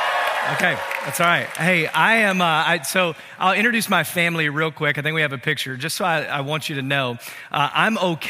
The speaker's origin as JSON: {"language": "English", "town": "Memphis", "region": "Tennessee", "country": "United States", "moved": "yes", "lives_now": "Denver, United States", "said": "Now, I'm from Tennessee originally, from Memphis"}